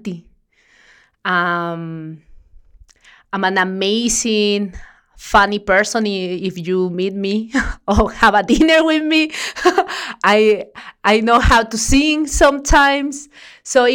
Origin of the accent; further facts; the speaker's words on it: Mexico; moved away; I'm from Mexico.